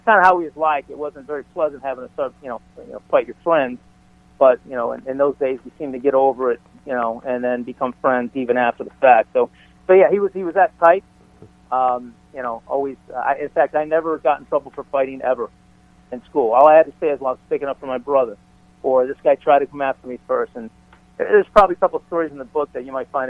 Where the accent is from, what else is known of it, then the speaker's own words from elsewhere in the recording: Chicago, Illinois, United States; moved away; also born or lived in California; being born and raised in Chicago was different than when we moved out to California.